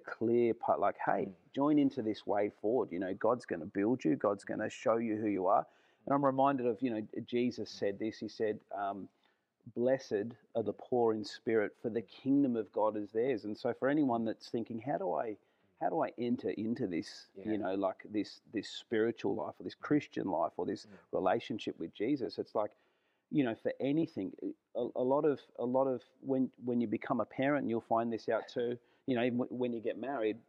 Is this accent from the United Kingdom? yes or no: no; Australia; as an Aussie